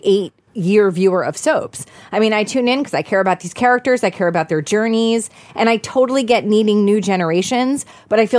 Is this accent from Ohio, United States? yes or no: no; New York City, New York, United States; I grew up in New York City